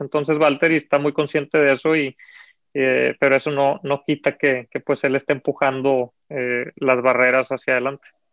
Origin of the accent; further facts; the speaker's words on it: Mexico; como mexicanos